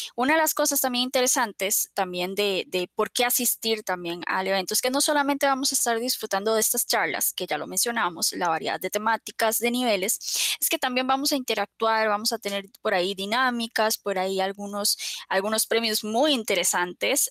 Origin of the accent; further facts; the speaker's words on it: Costa Rica; nosotros somos de Costa Rica